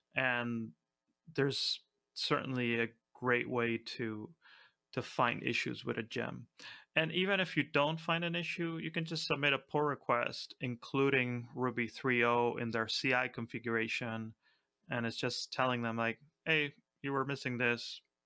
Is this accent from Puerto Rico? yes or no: no; Argentina; I'm from Argentina